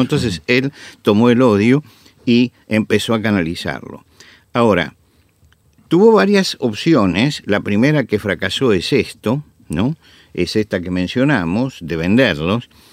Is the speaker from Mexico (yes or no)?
no; Argentina